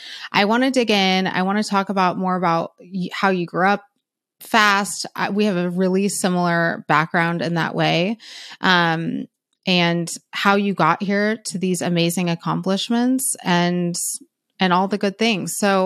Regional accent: San Francisco, California, United States; I'm from Cali. I'm from NorCal, San Francisco area.

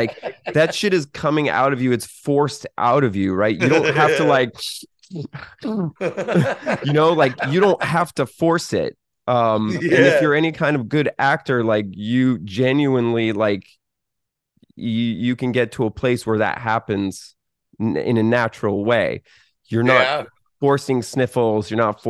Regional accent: Boston, Massachusetts, United States; That's wild. I'm from Boston.

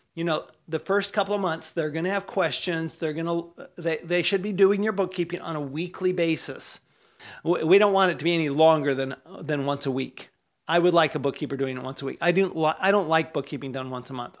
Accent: Utah, United States; I grew up in Utah

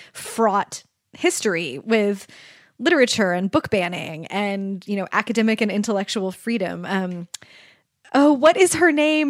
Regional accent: Kansas City, United States; I grew up in Kansas City

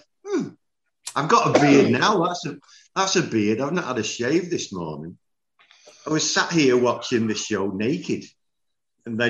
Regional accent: England, United Kingdom; moved away as an adult; now in Germany; I'm English, born and bred.

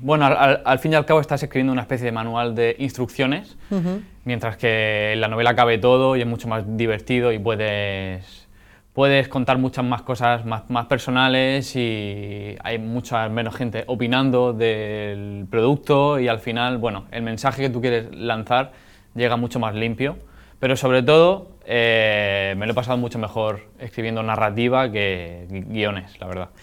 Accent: Alhama de Murcia, Region of Murcia, Spain; la gente que he conocido, con la que me he criado, porque la novela se desarrolla en mi pueblo, en Alama de Murcia, en la huerta murciana

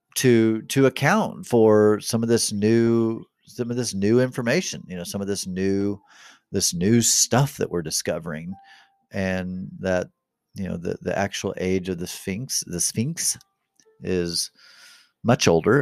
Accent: Kansas City, Missouri, United States; I was born here in America, in, in Kansas City

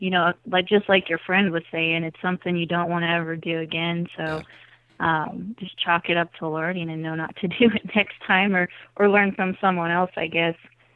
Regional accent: Iowa, United States; So I grew up in South Central Iowa, and I was able to stay kind of around the area. I moved a little closer to Des Moines, and grew up on a farm

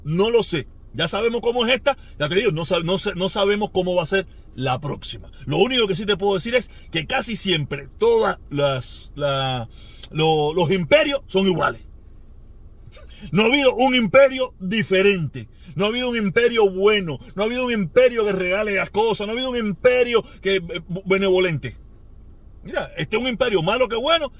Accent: Cuba; entre cubanos

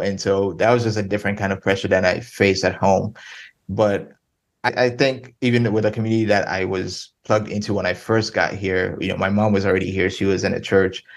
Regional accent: Ghana; moved away as an adult; now in Denton, United States; I'm originally from Ghana, West Africa. I was born and raised there from from when I was born till 18.

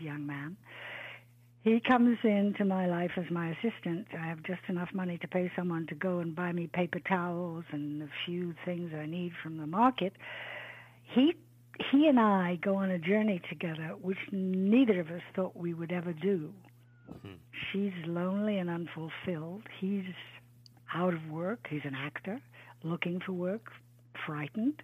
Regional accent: England, United Kingdom; I grew up in England

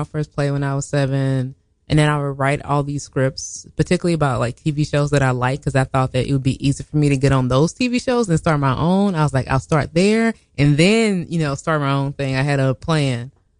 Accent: St. Louis, Missouri, United States; moved away; So I'm originally from St. Louis, Missouri. That is my mom's hometown.

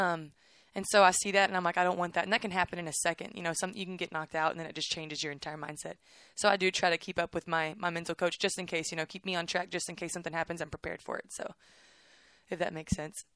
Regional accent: Waco, Texas, United States; I'm from Waco

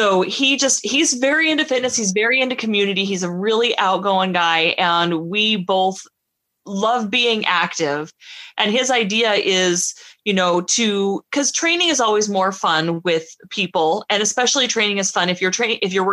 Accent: Montana, United States; moved away as an adult; now in California, United States; originally from Montana, recently got married and moved to California

